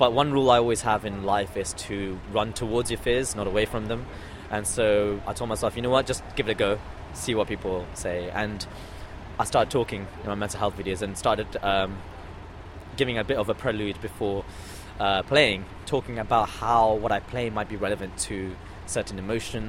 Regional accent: London, United Kingdom; also born or lived in Australia; the environment I grew up with in London.

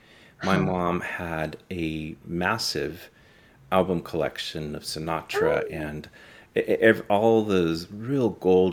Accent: Los Angeles, California, United States; I grew up in Los Angeles

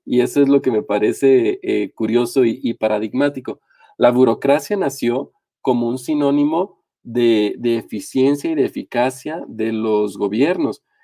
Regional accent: Mexico; el caso mexicano, que es el en el que estamos inmersos

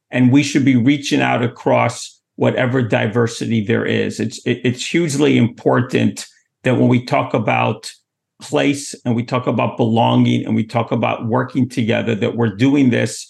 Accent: New York City, New York, United States; I'm from Manhattan

